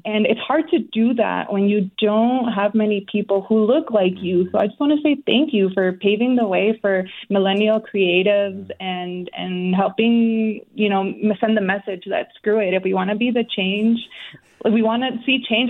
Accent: Cicero, Illinois, United States; moved away as an adult; now in Mexico; growing up in Cicero, like there weren't many high expectations for girls like us

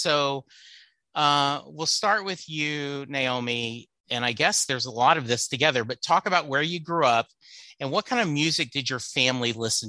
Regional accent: Texas, United States; I'm a Texan who puts beans in his chili, who doesn't own a gun, who believes in a woman's right to choose. So I guess I'm a little bit uncharacteristic of Texans

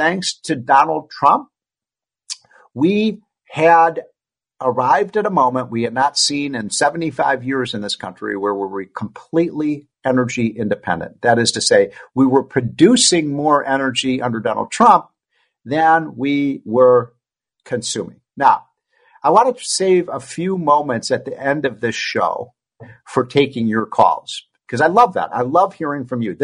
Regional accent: Chicago, Illinois, United States; I'm from Chicago

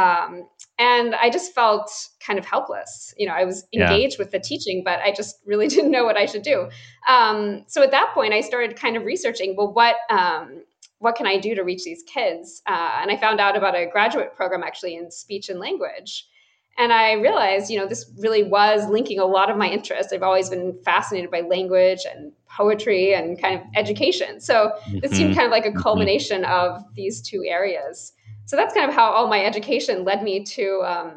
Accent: Atlanta, Georgia, United States; moved away as an adult; now in Boston, United States; I'm actually from the Atlanta, Georgia area. So I'm a Southerner at heart. Mm-hmm. And I spent my whole life there.

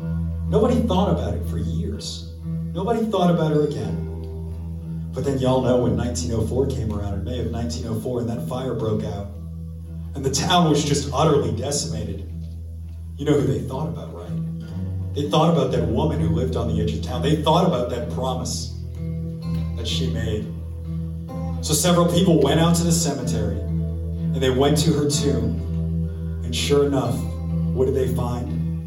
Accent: New Orleans, Louisiana, United States; We're from New Orleans.

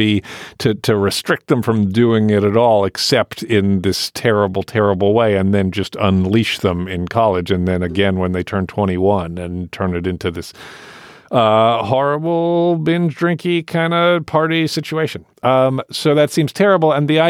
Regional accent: United Kingdom; I was raised in the United Kingdom, which as part of Europe is more sort of sophisticated about these things.

